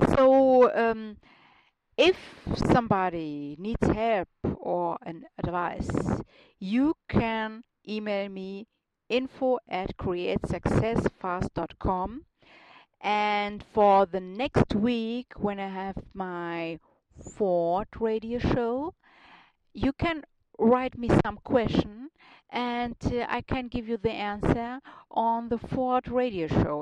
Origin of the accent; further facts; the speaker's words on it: Germany; accent: German; English is a second language; now in Munich, Germany; my German accent sounds a little bit uh, funny.